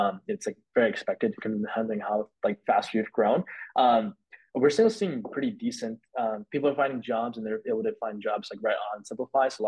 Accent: Bay Area, California, United States; growing up in the Bay Area

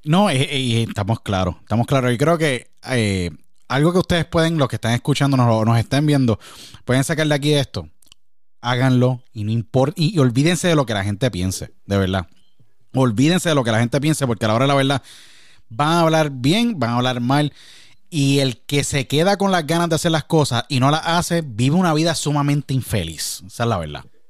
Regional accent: San Juan, Puerto Rico; Somos los dos de San Juan

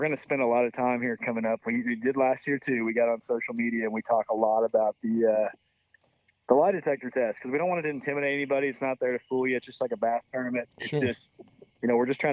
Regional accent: Southern Missouri, United States; we grew up in Missouri

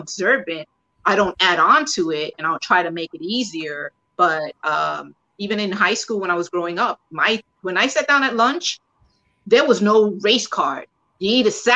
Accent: New York City, New York, United States; first language Spanish; English is a second language; I grew up in the Bronx, and then I grew up in Queens, and this is all part of New York City

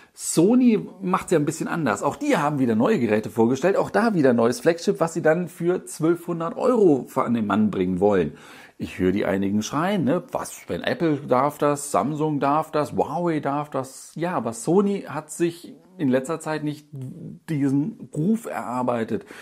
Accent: Düsseldorf, North Rhine-Westphalia, Germany; ich als Düsseldorfer

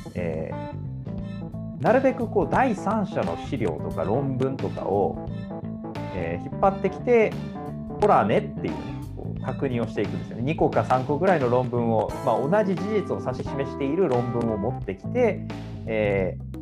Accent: Osaka, Japan; also born or lived in Kagoshima; 鹿児島生まれ大阪育ち

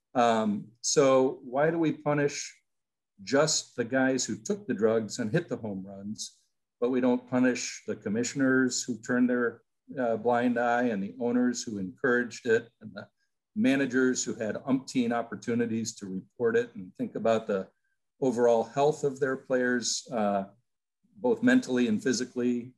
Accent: Peoria, Illinois, United States; moved away as an adult; also born or lived in Iowa; I grew up in Peoria, Illinois, as a Chicago Cubs fan

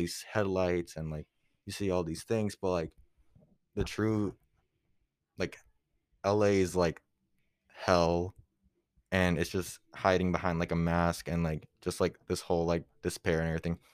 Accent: Puerto Rico; moved away; also born or lived in Florida; I grew up in P, like, Puerto Rico

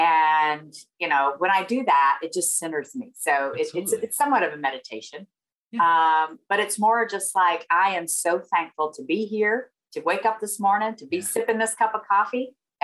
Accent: the South, United States; accent: Southern; where are you from? You know, obviously I have a Southern accent.

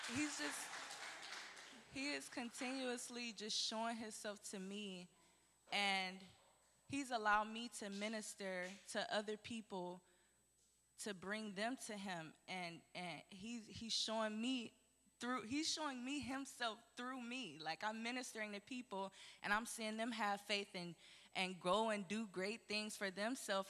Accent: Detroit, Michigan, United States; moved away as an adult; I'm not originally from here. I'm from Detroit, Michigan, and I came here with my two daughters

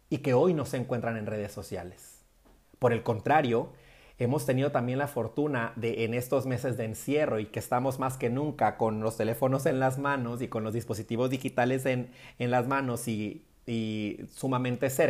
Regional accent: northern Mexico, Mexico; en nuestro caso particular, por ejemplo, que somos norteños, cuando suenan los acordeones

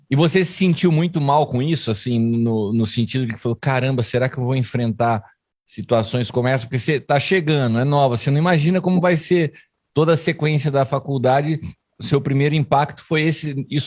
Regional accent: Venezuela; Portuguese is a second language; now in Argentina; …, sou venezuelana, pero vivo em Argentina.

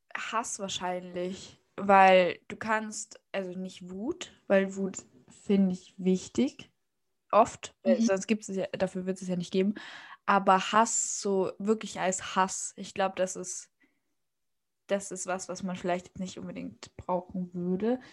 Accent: Austria; ich komme aus Österreich

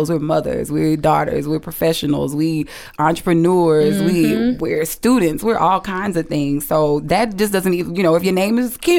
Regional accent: Alexandria, Louisiana, United States; I'm just a small town girl right here from the Sonia Quarters, born and bred in Alexandria.

